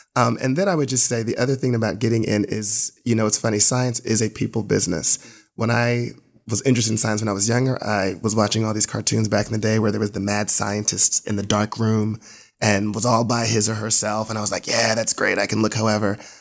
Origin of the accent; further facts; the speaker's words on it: New Jersey, United States; now in Atlanta, United States; I'm originally from New Jersey